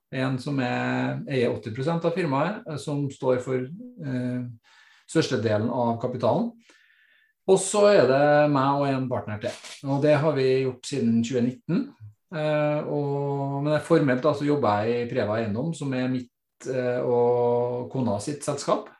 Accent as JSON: {"language": "Norwegian", "town": "Trondheim", "region": "Trøndelag", "country": "Norway", "tie": "born or raised there", "said": "født og oppvokst på Kolstad rett utenfor Trondheim, og har bodd her stort sett hele mitt liv"}